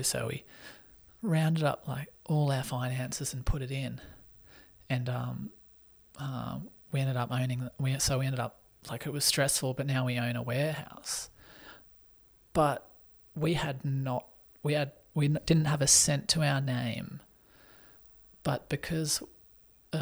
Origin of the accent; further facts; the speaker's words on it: Australia; also born or lived in Sydney; now in Newcastle, Australia; growing up in Australia where opportunities galore